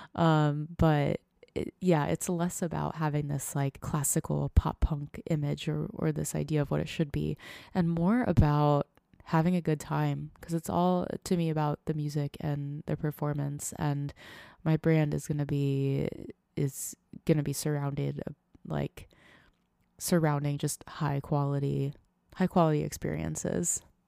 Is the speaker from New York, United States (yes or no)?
no; Tampa, Florida, United States; moved away as an adult; also born or lived in Nashville, Tennessee; now in Seattle, United States; I originally grew up outside of Tampa, Florida